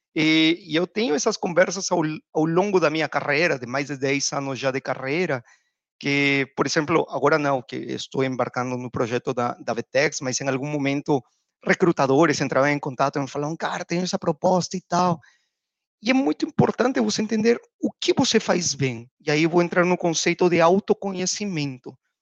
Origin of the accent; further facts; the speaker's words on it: Peru; Portuguese is a second language; moved away as an adult; also born or lived in United States / Panama; now in Brazil; já pelo sotaque deve ter dado para perceber que eu não sou brasileiro, sou peruano